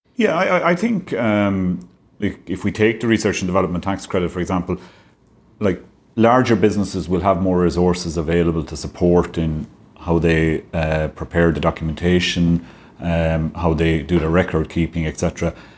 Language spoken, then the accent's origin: English; Clare, Munster, Ireland; moved away as an adult; now in Limerick, Ireland; I'm originally from Clare, and the West of Ireland roots were calling me back